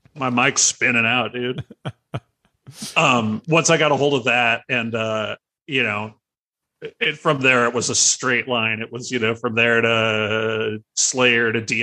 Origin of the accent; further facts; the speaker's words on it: San Diego, California, United States; I grew up in San Carlos